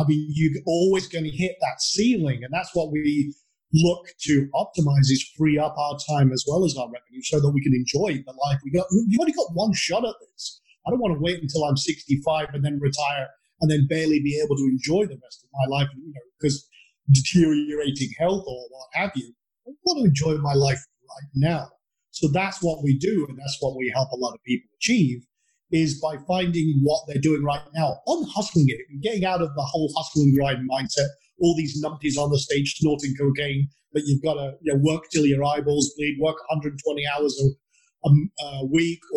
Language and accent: English; Scotland, United Kingdom; now in Texas, United States; I come from a tiny island at the north tip of Scotland, with a population of 500 people. I'm now in, although despite my accent, I live in Texas